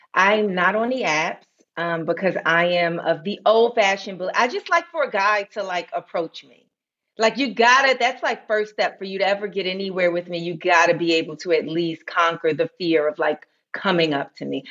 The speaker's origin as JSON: {"language": "English", "region": "New York", "country": "United States", "tie": "born or raised there", "said": "I grew up in New York"}